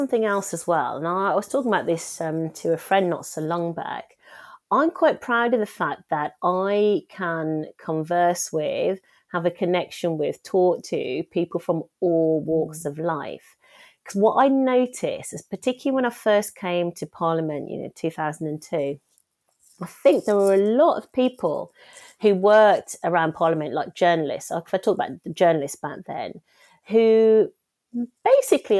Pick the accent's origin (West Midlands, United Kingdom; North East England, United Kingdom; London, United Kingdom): West Midlands, United Kingdom; Wednesbury; also born or lived in West Bromwich; I'm from Wensbury.